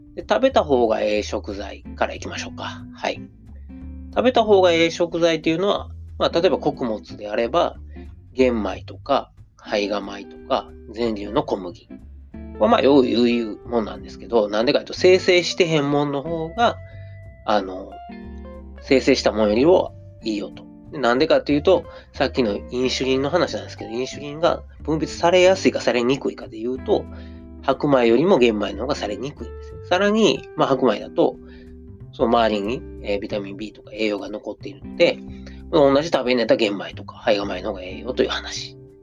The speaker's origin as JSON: {"language": "Japanese", "region": "Osaka", "country": "Japan", "accent": "Osaka dialect", "said": "僕が大阪弁で読んでも"}